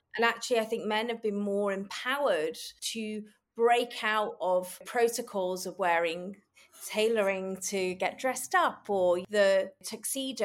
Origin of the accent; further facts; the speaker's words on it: Manchester, North West England, United Kingdom; I grew up in Manchester